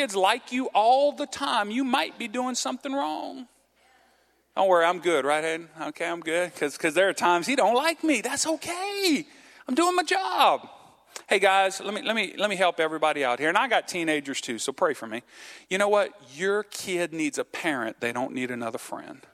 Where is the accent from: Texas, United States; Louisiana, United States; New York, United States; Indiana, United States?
Louisiana, United States; Cajun; I'm Cajun.